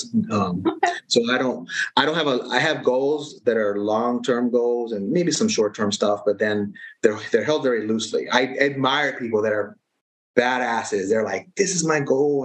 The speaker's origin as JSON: {"language": "English", "country": "United States", "tie": "born or raised there", "said": "I was born in the States, so raised in this culture"}